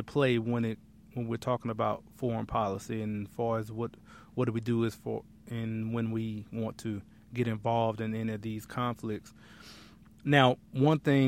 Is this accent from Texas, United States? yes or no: no; Lafayette, Alabama, United States; moved away; I was born and raised in Lafayette, Alabama